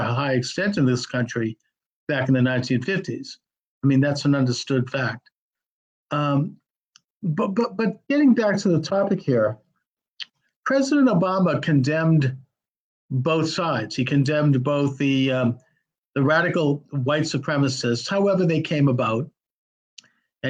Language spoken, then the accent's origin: English; the North, Northern United States, United States; as a Northerner